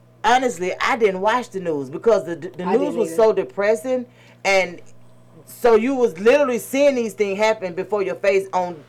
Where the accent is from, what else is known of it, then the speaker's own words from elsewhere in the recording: Atlanta, Georgia, United States; I'm from Atlanta, so I only really know Atlanta. So you know our culture is a little bit different. Right. We surrounded by all different nationalities and stuff, but mostly it's the black Mecca.